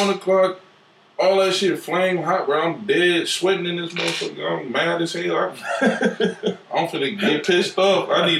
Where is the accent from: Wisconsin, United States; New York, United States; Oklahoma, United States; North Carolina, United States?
Wisconsin, United States; Milwaukee; I was born and raised, man, from a project. My project's Hillside.